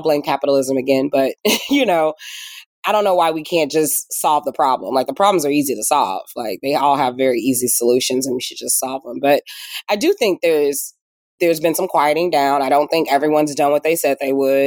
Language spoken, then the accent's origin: English; Indiana, United States; moved away as an adult; also born or lived in West Coast; now in Indianapolis, United States; I'm from Indiana, but spent most of my career on the coast, worked in tech, built a company, moved to the West Coast, you know, worked at startups